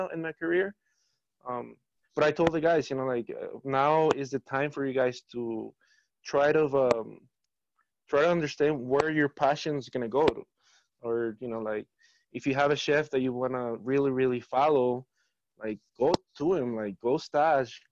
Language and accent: English; Mexico City, Mexico; now in Denver, United States; growing up in Mexico City